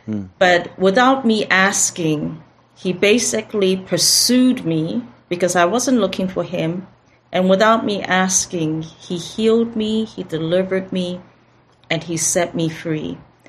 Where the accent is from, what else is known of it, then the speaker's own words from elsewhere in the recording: Mbabane, Hhohho, Eswatini; also born or lived in Taiwan / Philippines; But I was born in Taiwan, so I'm Taiwanese, and my father was a diplomat for Taiwan, so I grew up in the nations. As a little kid, was in Philippines, but had most of my primary school education in Mbabane, Swaziland, which is now Eswatini.